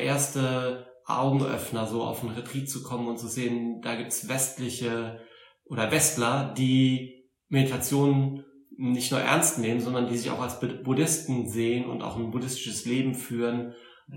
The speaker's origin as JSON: {"language": "German", "town": "Saarbrücken", "region": "Saarland", "country": "Germany", "tie": "born or raised there", "accent": "Saarländisch", "moved": "yes", "said": "komme ursprünglich aus Saarbrücken, aus dem Saarland. Ich hoffe, das hört man nicht zu sehr"}